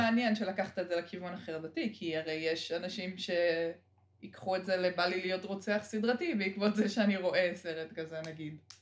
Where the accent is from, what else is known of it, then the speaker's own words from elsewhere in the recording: Israel; אני ממושב